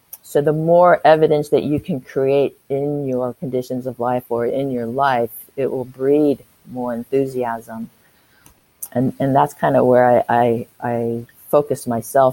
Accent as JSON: {"language": "English", "town": "San Francisco", "region": "California", "country": "United States", "moved": "as an adult", "lives_now": "Auckland, New Zealand", "said": "I live in Auckland, New Zealand. I'm an expat from San Francisco, California"}